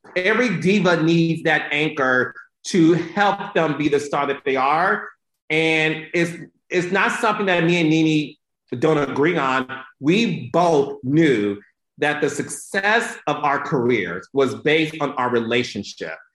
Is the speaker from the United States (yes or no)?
yes; Detroit, Michigan, United States; I'm from Detroit